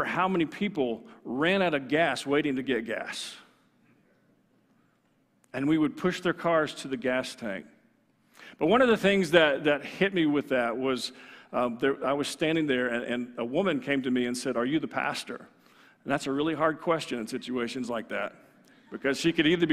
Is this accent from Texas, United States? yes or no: yes; Texas, United States; I'm from Texas